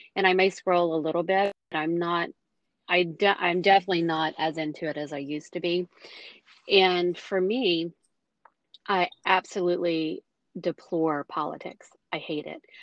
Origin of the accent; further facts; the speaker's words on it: United States; as an American